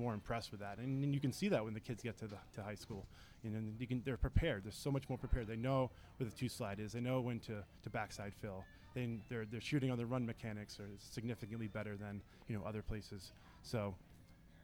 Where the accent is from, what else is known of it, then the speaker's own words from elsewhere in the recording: Nashua, New Hampshire, United States; growing up in Nashua, playing in Nashua